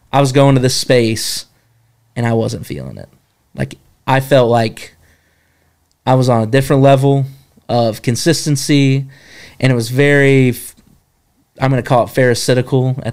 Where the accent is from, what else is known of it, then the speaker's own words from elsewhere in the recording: Jefferson, North Carolina, United States; I grew up in Jefferson, North Carolina.